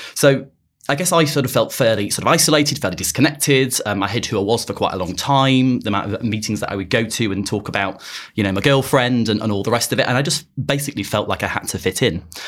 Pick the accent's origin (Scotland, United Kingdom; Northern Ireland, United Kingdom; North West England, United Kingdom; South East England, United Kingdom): North West England, United Kingdom; Blackpool; moved away as an adult; also born or lived in Birmingham; now in London, United Kingdom; I'm originally from Blackpool